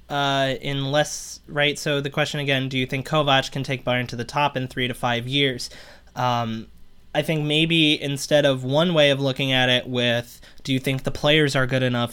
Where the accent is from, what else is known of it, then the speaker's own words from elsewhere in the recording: United States; I'm an American